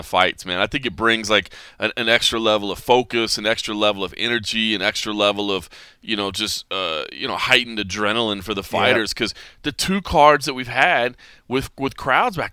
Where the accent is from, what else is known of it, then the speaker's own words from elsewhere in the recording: Texas, United States; moved away; my home state of Texas